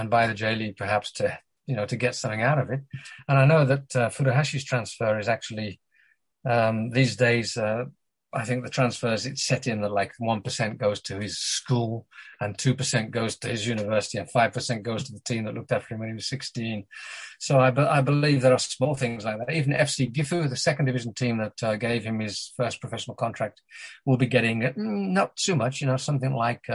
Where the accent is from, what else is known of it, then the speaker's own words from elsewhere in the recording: England, United Kingdom; despite being British, if you hadn't noticed, English